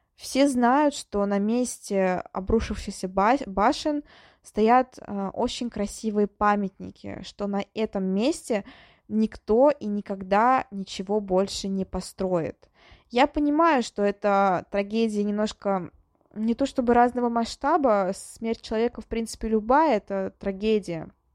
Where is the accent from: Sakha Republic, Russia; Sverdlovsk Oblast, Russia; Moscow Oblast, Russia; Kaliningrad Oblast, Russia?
Moscow Oblast, Russia; Kolomna; Коломна — это мой родной город